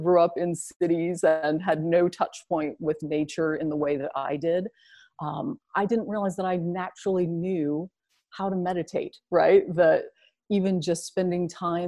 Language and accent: English; Southern Illinois, United States; I grew up in Southern Illinois, which is about 6 hours south of Chicago